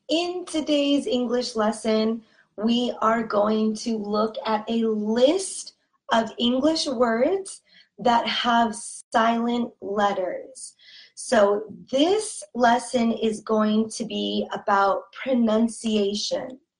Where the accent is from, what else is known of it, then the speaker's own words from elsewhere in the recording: California, United States; accent: Californian; pronouncing these words with an accent from California. Okay? And that's good. It's good for you because my accent is very neutral, meaning that everyone can understand my accent.